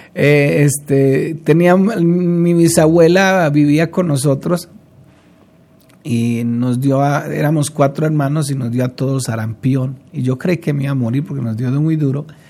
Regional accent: Colombia; como decimos popularmente aquí en Colombia

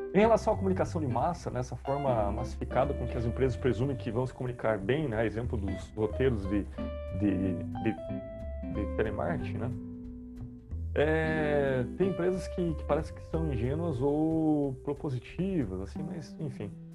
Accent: South Region, Brazil; accent: sotaque carregado do sul, do interior; Eu posso falar com esse to, sotaque carregado aqui do, do sul, do interior

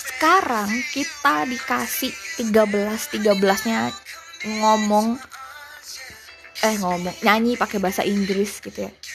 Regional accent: Java, Indonesia; accent: medok; aku biasanya kan kadang-kadang kalau ngomong suka suka medok

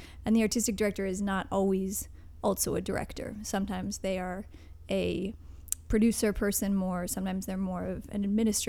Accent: Newbury, Vermont, United States; moved away; also born or lived in New York; When I was little, I lived in Vermont.

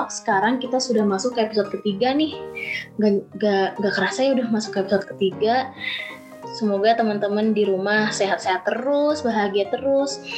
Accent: Bogor, West Java, Indonesia; Aku dari Bogor, tapi aku berkuliah eh, uh, kuliah di Universitas Pasundan jurusan Teknologi Pangan. Tapi currently sekarang aku lagi di Bogor sih lagi pulang.

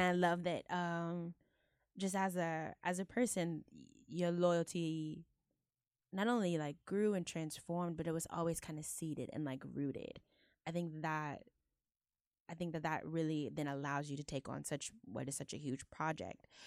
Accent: Houston, Texas, United States; Houston, home, my hometown

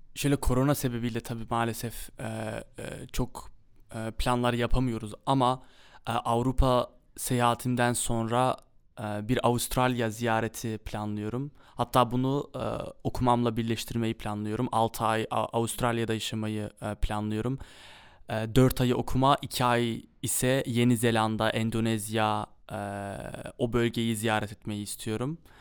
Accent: Amsterdam, North Holland, Netherlands; also born or lived in Kayseri, Turkey (ancestry) / Mersin, Turkey (ancestry); Amsterdam'da doğdum büyüdüm.

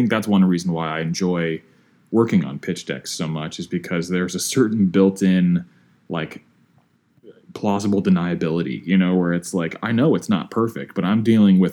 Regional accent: Midwest, United States; growing up in the Midwest

